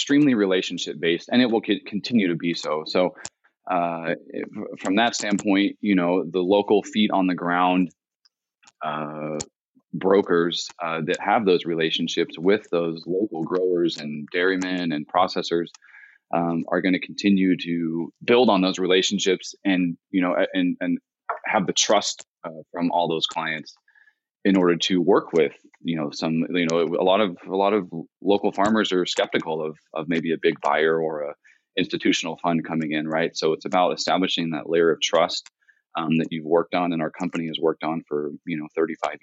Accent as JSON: {"language": "English", "region": "Central California", "country": "United States", "tie": "born or raised there", "said": "I grew up here in Central California"}